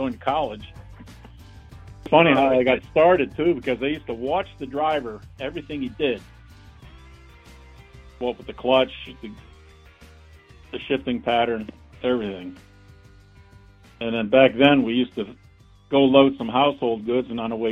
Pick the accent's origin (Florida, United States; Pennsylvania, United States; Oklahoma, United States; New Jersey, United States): Pennsylvania, United States; Yardley; I was from Yardley, Pennsylvania